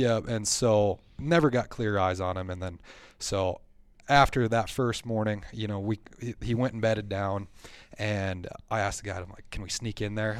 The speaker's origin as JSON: {"language": "English", "area": "Black Hills", "region": "South Dakota", "country": "United States", "tie": "born or raised there", "said": "I grew up here in the Black Hills area. I've lived here my whole life"}